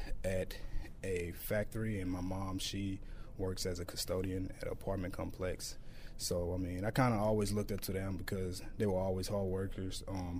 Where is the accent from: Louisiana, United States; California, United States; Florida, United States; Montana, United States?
Louisiana, United States; Shreveport; Growing up, I mean, I like to do what every kid does, go outside, play video games.